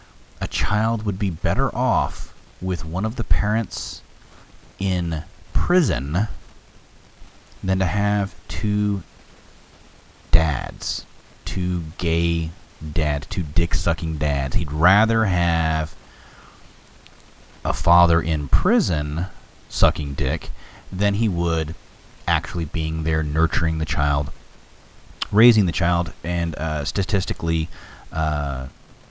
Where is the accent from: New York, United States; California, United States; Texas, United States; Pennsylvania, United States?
Texas, United States; I'm a Texan